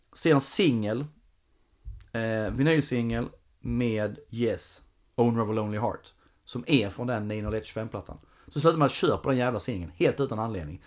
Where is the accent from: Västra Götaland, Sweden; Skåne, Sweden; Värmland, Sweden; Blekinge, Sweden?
Skåne, Sweden; Ängelholm; moved away; jag var nere i Ängelholm i somras, min hemstad